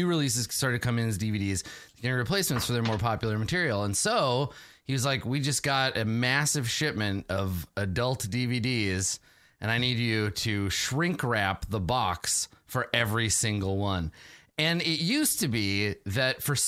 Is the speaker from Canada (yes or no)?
yes; Canada; I'm from Canada